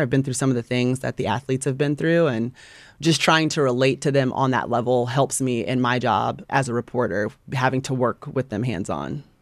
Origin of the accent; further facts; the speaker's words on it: Atlanta, Georgia, United States; I grew up in Atlanta area